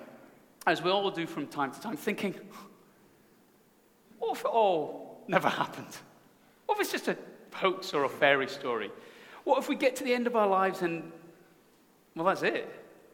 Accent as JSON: {"language": "English", "region": "Scotland", "country": "United Kingdom", "said": "as a Scotsman"}